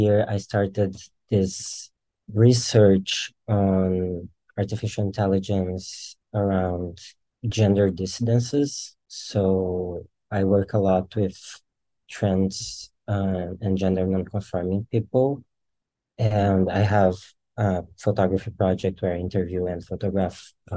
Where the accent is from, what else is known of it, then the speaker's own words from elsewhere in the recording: very south of Brazil, southern Brazil, Brazil; I'm from Brazil and in the very south of Brazil